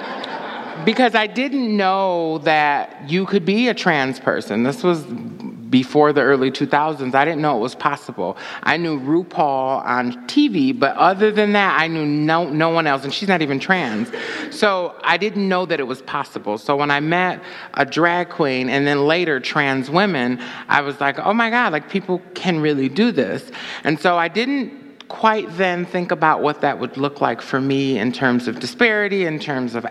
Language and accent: English; Saginaw, Michigan, United States; also born or lived in Flint, Michigan / Ann Arbor, Michigan; now in Detroit, United States; I grew up in Saginaw, and I went to school in Flint and then Ann Arbor, and so I lived here for a while. Now I'm in Detroit